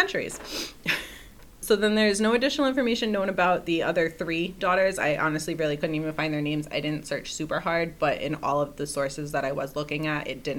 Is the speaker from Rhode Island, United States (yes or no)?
yes; Rhode Island, United States; Growing up in Rhode Island